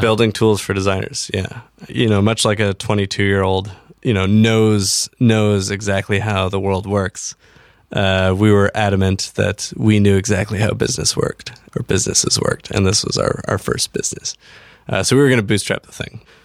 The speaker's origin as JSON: {"language": "English", "town": "Everett", "region": "Washington", "country": "United States", "said": "A little town north of Seattle called Everett."}